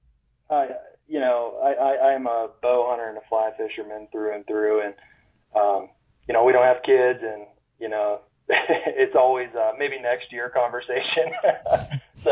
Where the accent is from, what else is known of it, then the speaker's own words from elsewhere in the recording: Pennsylvania, United States; moved away as an adult; now in Colorado, United States; born and raised in Pennsylvania